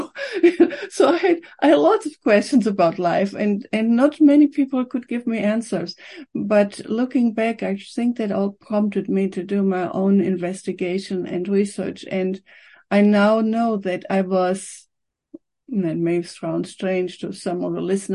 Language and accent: English; Aachen, North Rhine-Westphalia, Germany; moved away as an adult; also born or lived in Cologne; now in Victoria, Canada; I was born in Germany in a town called Aachen